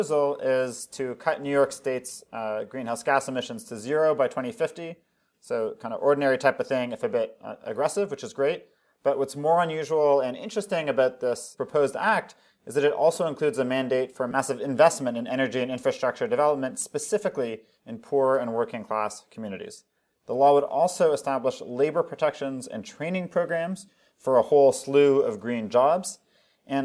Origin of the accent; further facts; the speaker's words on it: Toronto, Ontario, Canada; now in Philadelphia, United States; I grew up in Toronto